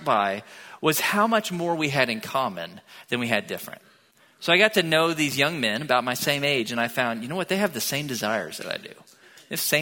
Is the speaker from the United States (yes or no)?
yes; Tomball, Texas, United States; moved away as an adult; now in Bryan-College Station, United States; I grew up in Tomball, about an hour south of here, when Tomball wasn't yet like a suburb of Houston